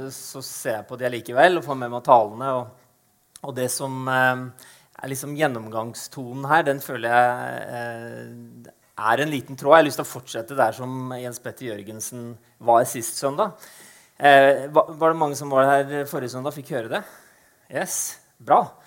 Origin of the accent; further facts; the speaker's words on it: Eastern Norway, Norway; moved away as an adult; now in Arendal, Norway; født og oppvokst på Østlandet